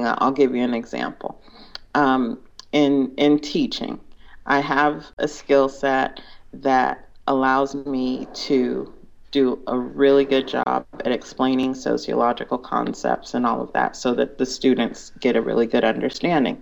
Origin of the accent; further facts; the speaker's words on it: California, United States; also born or lived in Big Island, Hawaii; I was from California